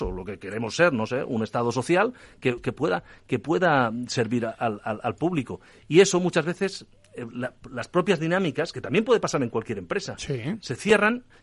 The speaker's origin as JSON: {"language": "Spanish", "region": "Catalonia", "country": "Spain", "said": "que yo creo que, como catalán te lo digo, ¿eh?"}